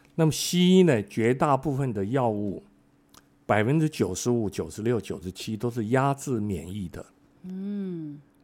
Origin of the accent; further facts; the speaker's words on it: Kaohsiung, Taiwan; 我在高雄长大